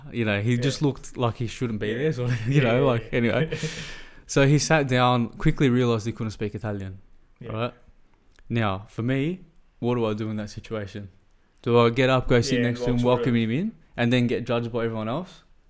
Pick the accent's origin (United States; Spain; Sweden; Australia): Australia; moved away; I'm from Australia as well?